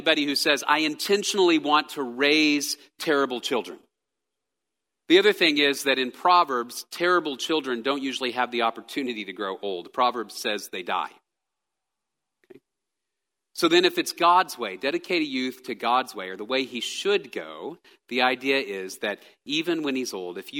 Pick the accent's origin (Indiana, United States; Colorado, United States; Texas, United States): Texas, United States; I am a Texan. I grew up in Texas